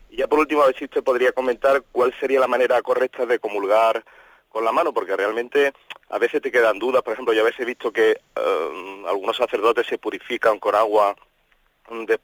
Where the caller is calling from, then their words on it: Málaga, Andalusia, Spain; Soy … de Málaga y nada, enhorabuena por el programa.